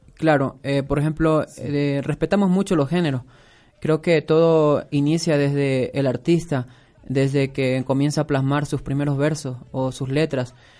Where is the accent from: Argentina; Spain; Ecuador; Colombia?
Ecuador; Coast; los dos somos costeños